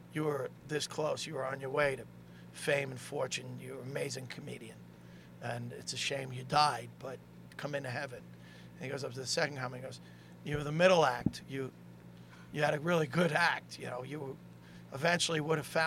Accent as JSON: {"language": "English", "town": "New York City", "region": "New York", "country": "United States", "said": "I was from Staten Island"}